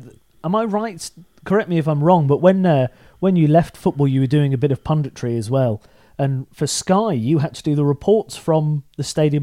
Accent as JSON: {"language": "English", "town": "Shrewsbury", "region": "West Midlands", "country": "United Kingdom", "moved": "yes", "said": "Shrewsbury, originally"}